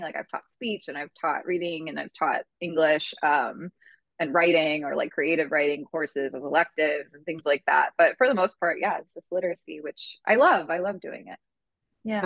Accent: Houston, Texas, United States; born or raised there; moved away as an adult; also born or lived in New York City; now in Los Angeles, United States

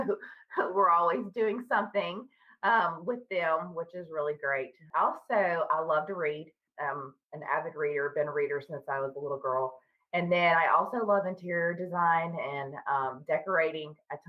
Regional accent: Tennessee, United States; now in Charlotte, United States; I live in the north part of Charlotte, North Carolina, and I'm originally from Tennessee, but I've lived here for about 20 years now.

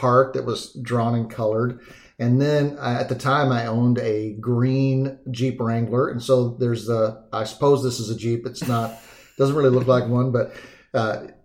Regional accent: Dallas, Texas, United States; moved away; also born or lived in Montana; I grew up in Texas and in the Dallas area

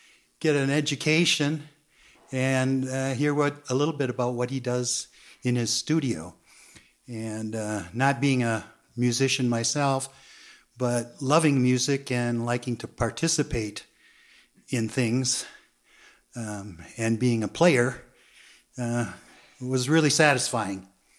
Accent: Minneapolis, Minnesota, United States; from Minneapolis 876.

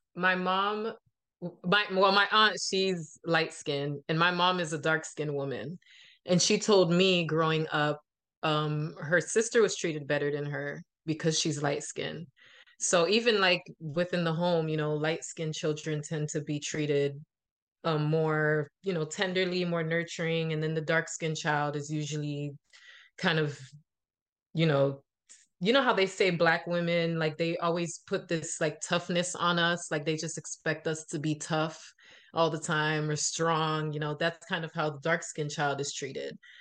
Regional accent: Miami, Florida, United States; I was born in Miami, but my parents are Haitian

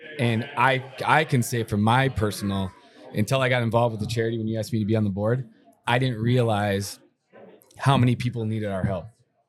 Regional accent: Woodbury, Minnesota, United States; growing up in Woodbury my whole life

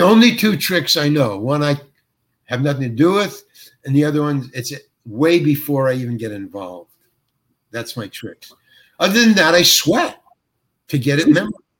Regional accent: New York, United States; moved away; I'm from New York and I lived in the village

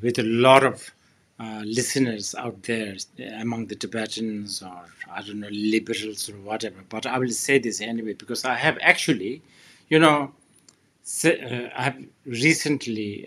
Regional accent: Bhutan; my home country, Bhutan

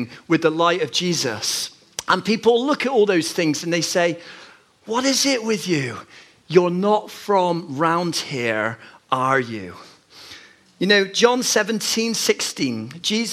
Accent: Bristol, South West England, United Kingdom; moved away as an adult; now in Manchester, United Kingdom; 14 years ago, I moved up to Manchester. And you see, I grew up in Bristol

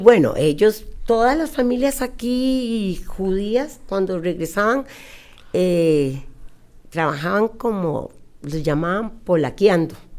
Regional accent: Costa Rica; accent: costarricense; Yo soy costarricense y nacida aquí en Costa Rica

